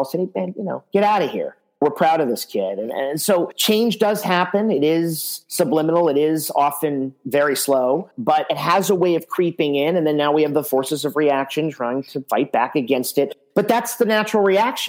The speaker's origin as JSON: {"language": "English", "country": "United States", "said": "I'm proud to be an American."}